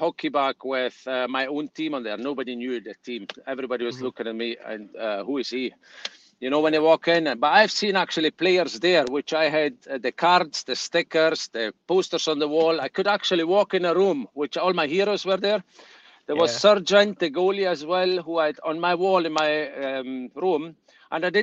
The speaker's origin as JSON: {"language": "English", "town": "Merano", "region": "Trentino-Alto Adige", "country": "Italy", "tie": "born or raised there", "moved": "as an adult", "lives_now": "Dundee, United Kingdom", "said": "I played there in Merano, so in my hometown"}